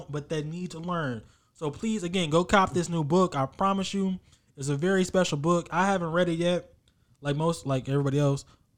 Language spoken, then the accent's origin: English; Texas, United States; I'm from Texas. We come from a different cloth.